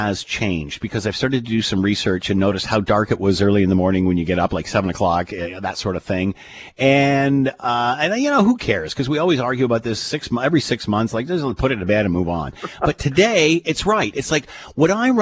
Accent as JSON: {"language": "English", "country": "Canada", "said": "as a Canadian, it really resonates with me because I'm of the generation when we didn't learn a lot about this. And now I remember growing up, you know, Canada is a young country"}